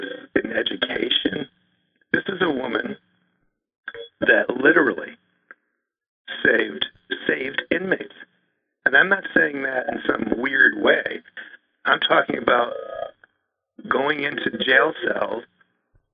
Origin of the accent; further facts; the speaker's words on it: Buffalo, New York, United States; now in New Hampshire, United States; having been born and raised in Buffalo.